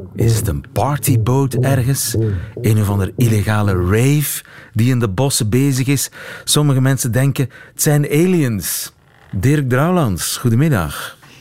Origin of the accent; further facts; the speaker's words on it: Oudenaarde, Flanders, Belgium; ik kom uit Oudenaarde, is niet zo ver daar vandaan